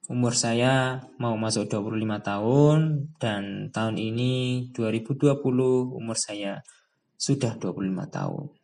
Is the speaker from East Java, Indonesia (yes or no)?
yes; Trenggalek, East Java, Indonesia; also born or lived in Kediri; now in Malang, Indonesia; Saya lahirnya di Kediri, ya tempat tinggal saya atau kampung halaman saya itu di Trenggalek. Jadi kalau saya mudik itu saya pulangnya ke Trenggalek. Dan sekarang saya berdomisili di Malang